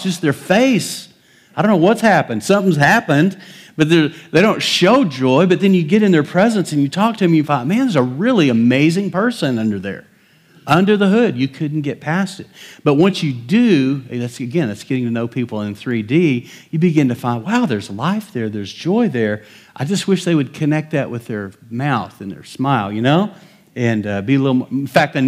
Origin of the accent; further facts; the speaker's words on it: West Texas, United States; I grew up in West Texas.